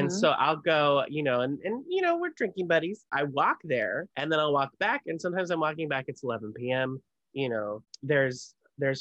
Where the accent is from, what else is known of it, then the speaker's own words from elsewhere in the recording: California, United States; we're from California